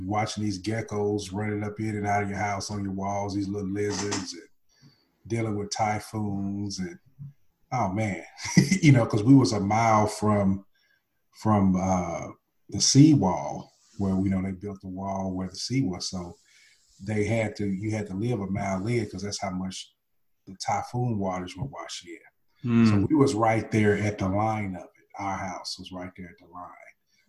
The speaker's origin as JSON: {"language": "English", "region": "Oklahoma", "country": "United States", "tie": "born or raised there", "also_born_or_lived": "Nashville, United States / Okinawa, Japan", "said": "Well, I grew up here in Nashville, Tennessee. I spent, most of my time, I guess, from 0 to 6, I spent here. And then I spent a couple of years in Okinawa, Japan, from like 7 to 9. And then I spent most of my time after that in Oklahoma."}